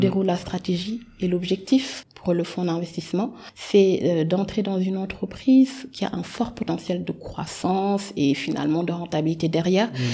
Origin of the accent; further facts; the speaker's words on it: Dakar, Senegal; moved away as an adult; also born or lived in France; sénégalaise. Euh, j'ai grandi au Sénégal, j'ai euh, fait tout mon parcours scolaire, tout mon parcours scolaire ici au Sénégal